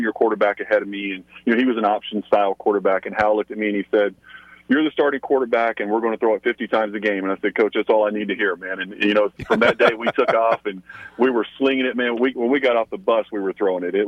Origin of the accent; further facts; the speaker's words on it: southeast Kentucky, United States; where I grew up in Kentucky, in southeast Kentucky, I grew up just as close to Knoxville, Tennessee, as I did to Lexington, Kentucky